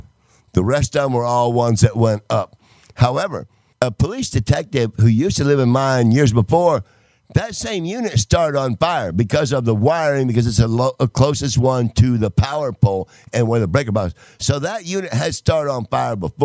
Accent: Texas, United States; also born or lived in Connecticut; our family moved to Texas when I was 9 during Vietnam, 1970. We moved to Texas

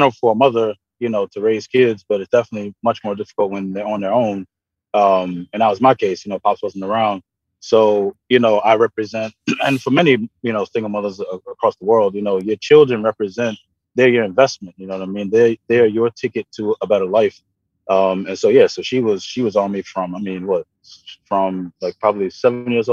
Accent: New York City, New York, United States; I grew up in Brooklyn

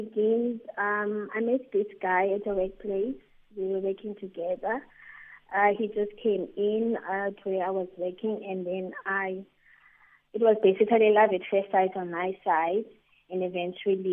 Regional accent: East London, Eastern Cape, South Africa; now in East London, South Africa; last year, I moved to Eastern Cape in East London, using PE, to my hometown because of issues with COVID, and lost my job.

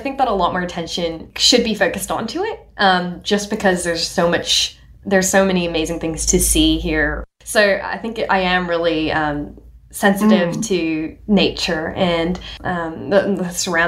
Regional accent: Hong Kong; born or raised there; also born or lived in India; now in Australia

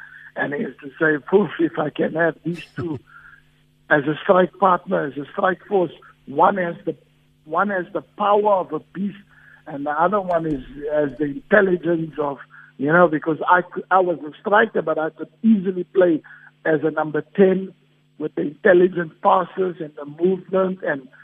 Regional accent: South Africa; I'm a South African, and there's nothing prouder than me playing back in my home country

